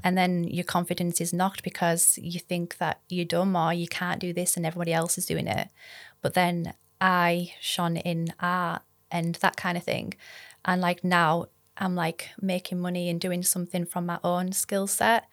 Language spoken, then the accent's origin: English; Heptonstall, Yorkshire and the Humber, United Kingdom; I'm from West Yorkshire originally. So I was at school, um, primary school in Heptonstall and then secondary school Mitham Ride